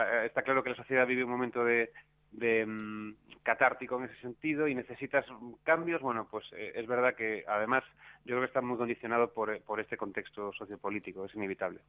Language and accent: Spanish; A Coruña, Galicia, Spain; also born or lived in Buenos Aires, Argentina; now in Madrid, Spain; Coruña, mi ciudad natal